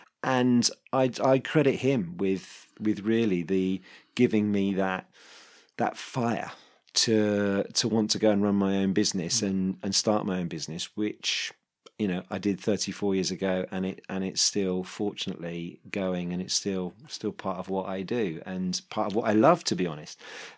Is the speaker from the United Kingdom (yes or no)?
yes; London, United Kingdom; And it was quite a high profile business in the area where I grew up in North London.